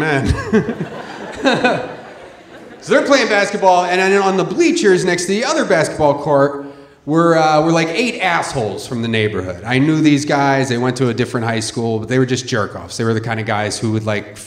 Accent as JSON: {"language": "English", "town": "Philadelphia", "region": "Pennsylvania", "country": "United States", "tie": "born or raised there", "said": "I grew up in Philadelphia"}